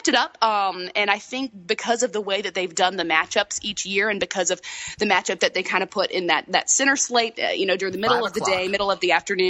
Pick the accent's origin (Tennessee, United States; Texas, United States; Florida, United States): Florida, United States; Tallahassee; accent: slight southern; I'm from Tallahassee, and my parents, my father hails from Tuscaloosa